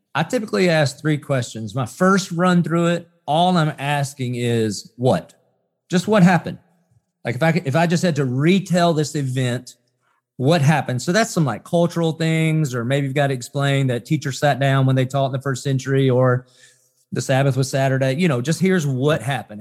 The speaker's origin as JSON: {"language": "English", "region": "the South", "country": "United States", "tie": "born or raised there", "said": "growing up in the South, I'd heard of Jesus, and I would have said I was a Christian just 'cause I was Southern and I was American"}